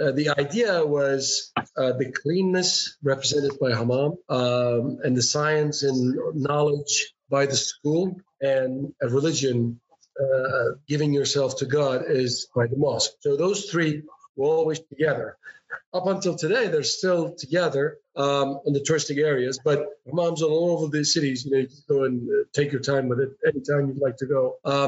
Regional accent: Erzurum, Turkey; my hometown, for example, all the way east, close to a Russian border. The city arises, it's called Erzurum, and it's above the sea level, 2,000 meters

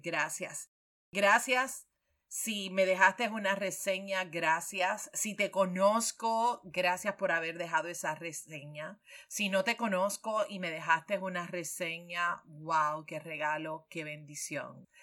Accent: Puerto Rico

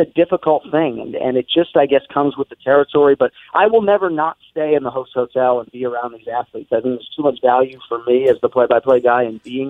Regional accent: Boston, Massachusetts, United States; my boss is from my hometown

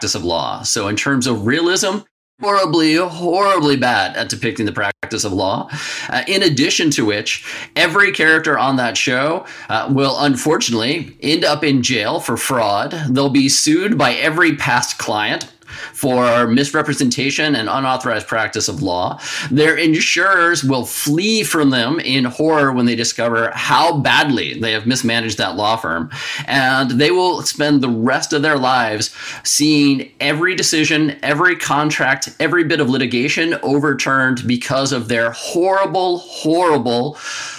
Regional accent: United States; moved away as an adult; now in Canada; my home country, the United States

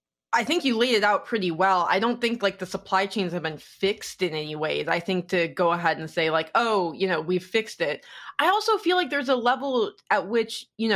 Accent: Detroit, Michigan, United States; in 2008, growing up in Detroit during the recession

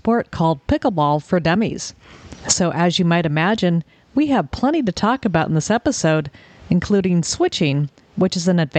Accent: Orange County, Southern California, United States; moved away; I grew up in Southern California in Orange County.

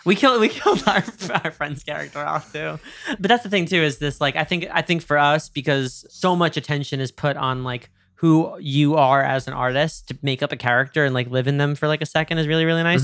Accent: New York, United States; I'm from New York

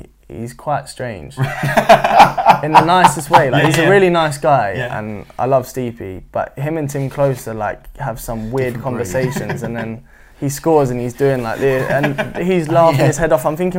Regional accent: Norwich, East of England, United Kingdom; I don't know if it's because I was from Norwich

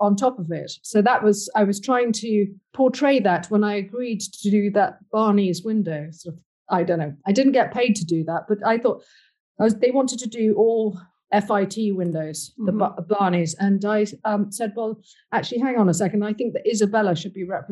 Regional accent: Ireland; I'm Irish

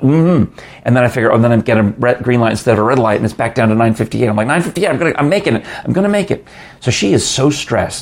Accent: New York City, New York, United States; I grew up in New York, and my father and my mother would go to Broadway in those days

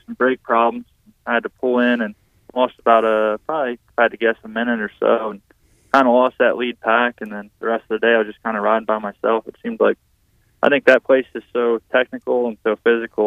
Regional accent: Pennsylvania, United States; I'm from Pennsylvania

